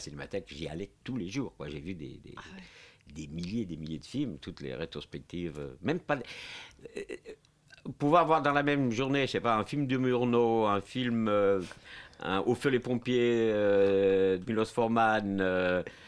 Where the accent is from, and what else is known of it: Portugal; French is a second language; now in France